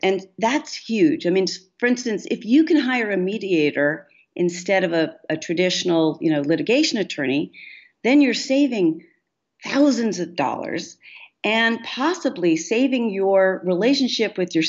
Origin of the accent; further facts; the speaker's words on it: New York City, New York, United States; I grew up in New York City